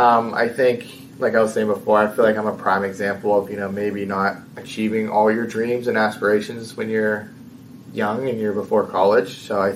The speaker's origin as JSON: {"language": "English", "town": "Bethel Park", "region": "Pennsylvania", "country": "United States", "said": "You know, I'm from Pittsburgh, I'm from Bethel Park. So In a way, it feels nice to finally kind of bring a title back for my home city."}